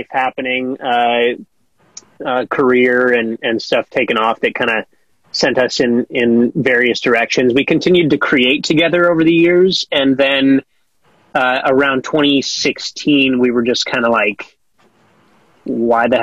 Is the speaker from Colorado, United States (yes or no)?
yes; Colorado, United States; now in Los Angeles, United States; I'm from Colorado